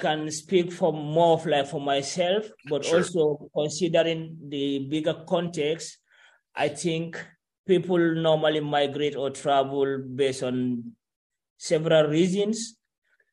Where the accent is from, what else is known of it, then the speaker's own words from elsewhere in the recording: Gambia; moved away as an adult; I lived in Gambia and I went to school. I went to high school